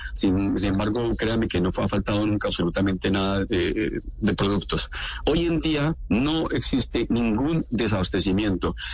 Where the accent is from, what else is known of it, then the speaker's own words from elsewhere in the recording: Colombia; now in Donetsk, Ukraine; yo soy colombiano común y corriente